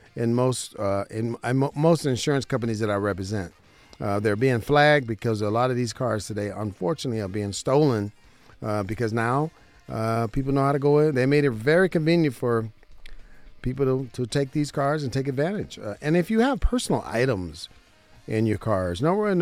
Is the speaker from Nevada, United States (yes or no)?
yes; Southern Nevada, United States; I'm a licensed insurance broker right here in Southern Nevada, my hometown